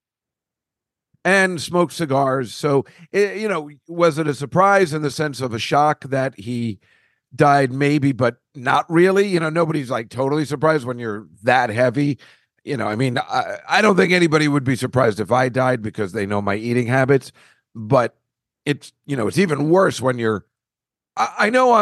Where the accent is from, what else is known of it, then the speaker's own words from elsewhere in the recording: Woodbridge, New Jersey, United States; where I grew up in Woodbridge, New Jersey